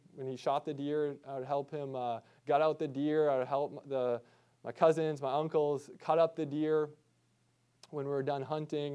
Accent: Midwest, United States; I grew up deer hunting in the Midwest

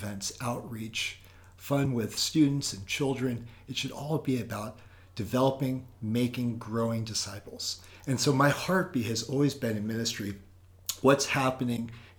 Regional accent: Oakland, California, United States; also born or lived in Minnesota; now in Maryland, United States; I'm out in Maryland. I'm originally from California, Oakland, California, born and raised, 9 years in Minnesota. We're out in Maryland for 7 years.

